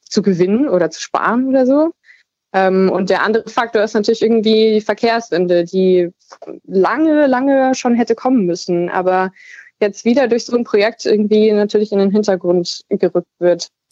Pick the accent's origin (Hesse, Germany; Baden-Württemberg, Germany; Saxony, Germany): Saxony, Germany; East; ich komme eher aus, also gebürtig aus Ostsachsen und äh, lebe jetzt am anderen Ende von Sachsen